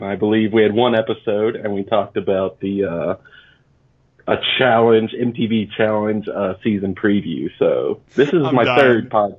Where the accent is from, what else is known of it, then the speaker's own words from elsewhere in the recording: Louisville, Kentucky, United States; moved away as an adult; now in Denver, United States; You know, I was born and raised in Louisville.